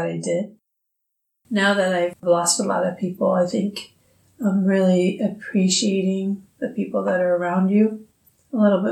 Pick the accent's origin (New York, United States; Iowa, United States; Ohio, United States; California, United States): Iowa, United States; Des Moines; I grew up here in Des Moines